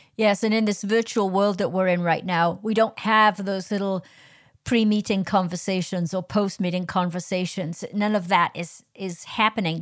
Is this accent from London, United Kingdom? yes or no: no; Wales, United Kingdom; I'm Welsh, I'm not English, I'm Welsh